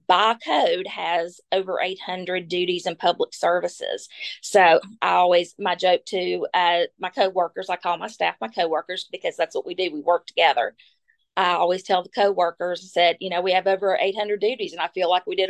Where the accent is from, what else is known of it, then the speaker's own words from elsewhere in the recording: Washington County, Virginia, United States; I am from Washington County. I've lived here for 52 years. I attended elementary school at Valley Institute